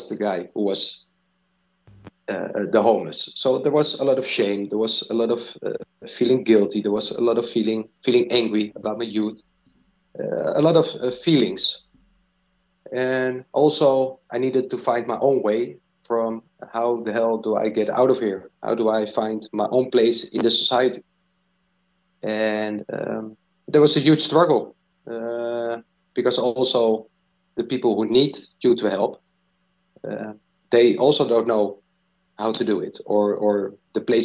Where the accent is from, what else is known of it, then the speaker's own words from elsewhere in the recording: Diemen, North Holland, Netherlands; I grew up in Diemen. Small place nearby Amsterdam